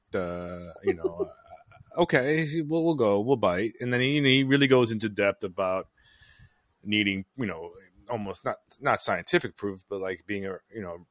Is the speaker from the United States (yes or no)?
yes; New York, United States; also born or lived in Connecticut; I grew up in New York. I've only lived in another state for a very short period of time, just 2 years.